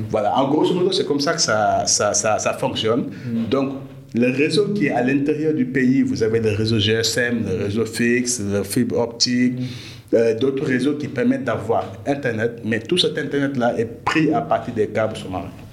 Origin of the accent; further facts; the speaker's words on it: Dakar, Senegal; je suis né à Dakar, j'ai grandi à Dakar comme tout, euh, tout jeune sénégalais